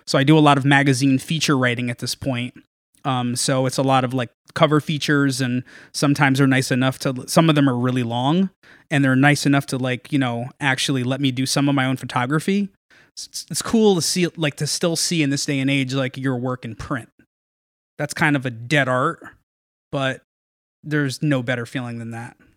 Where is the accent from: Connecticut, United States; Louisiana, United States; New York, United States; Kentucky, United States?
Connecticut, United States; Norwalk; I grew up in Norwalk. Uh, born and raised, I still live in Norwalk